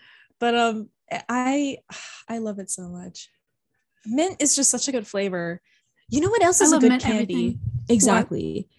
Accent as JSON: {"language": "English", "country": "United States", "said": "Us being so American talking about fast food."}